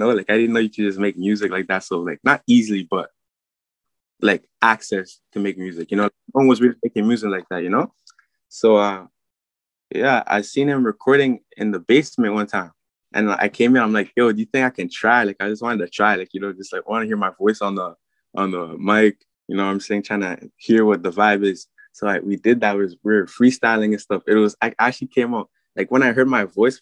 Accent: Mississauga, Ontario, Canada; also born or lived in France / Oakville; I'm originally from France, and then I moved here when I was like 4, 3, you know. And then I was living in like Malton, like near like Mississauga and like Toronto and stuff

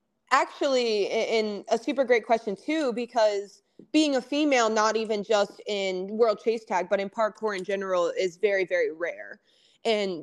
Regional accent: Ohio, United States; moved away as an adult; now in Atlanta, United States; I'm from Ohio

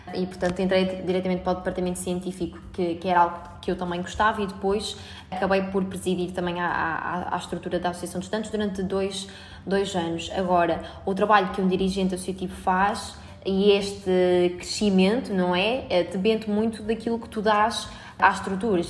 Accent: Albergaria-a-Velha, Centro, Portugal; moved away as an adult; now in Porto, Portugal; eu sou de Albergaria Velha

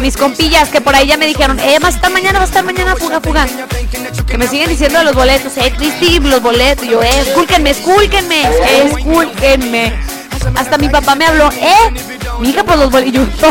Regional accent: Tepatitlán de Morelos, Jalisco, Mexico; En mi tierra natal. Patitlán de Morelos, Jalisco

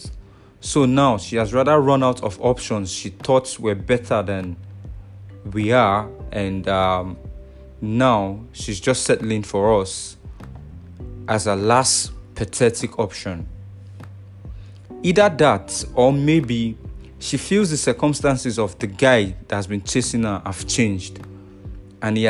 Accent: Nigeria; I'm from Nigeria.

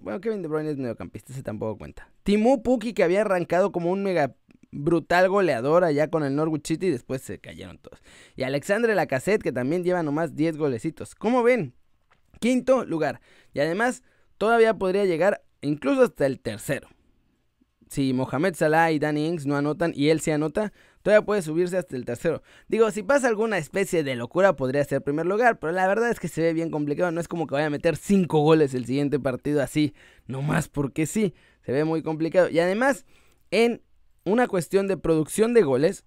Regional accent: Mexico; como mexicanos

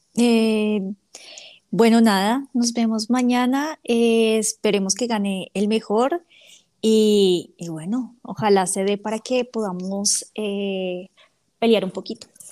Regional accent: Bogotá, Colombia; yo soy de Bogotá

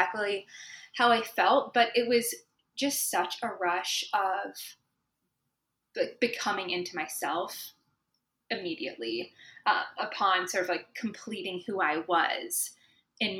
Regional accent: Moline, Illinois, United States; I grew up in Moline, Illinois

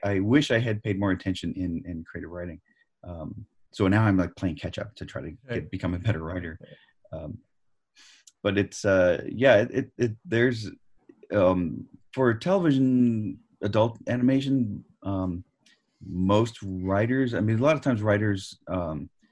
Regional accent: New York City area, United States; I'm from the New York City area

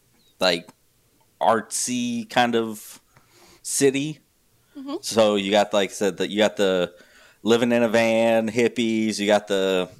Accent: New Mexico, United States; yeah, I'm from New Mexico

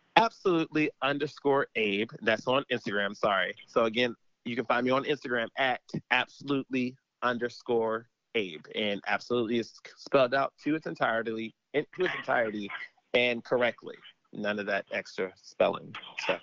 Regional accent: United States; we as an American people, we as an American society

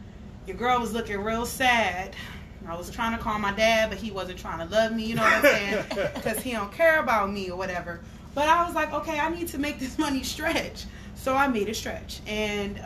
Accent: Cleveland, Ohio, United States; moved away as an adult; now in Houston, United States; I came all the way home to Cleveland just to spread the word. I love my city.

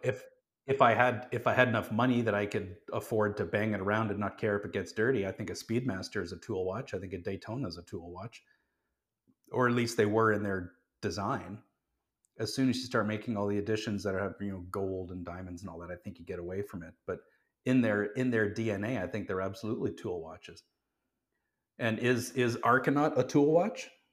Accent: Calgary, Alberta, Canada; I grew up in Calgary, um, quite close to the Rocky Mountains

